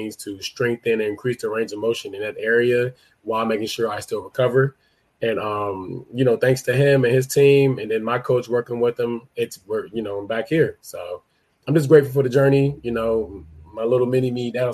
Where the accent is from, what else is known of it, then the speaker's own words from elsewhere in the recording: United States; I grew up in the U.S.